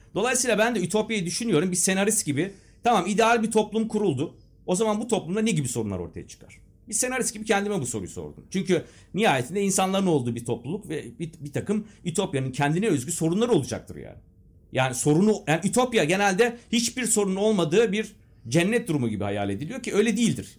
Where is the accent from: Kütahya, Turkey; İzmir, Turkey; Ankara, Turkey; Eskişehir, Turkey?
Eskişehir, Turkey; also born or lived in Castrop-Rauxel, Germany; yedi yaşındayken buraya geldim